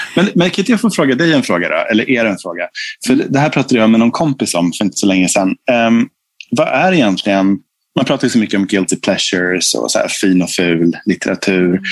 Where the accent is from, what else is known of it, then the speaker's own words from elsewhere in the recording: Fagersta, Västmanland, Sweden; now in Stockholm, Sweden; jag kommer från Fagersta, en liten stad i Bergslagen. Liksom, och vi var ju medelklass där.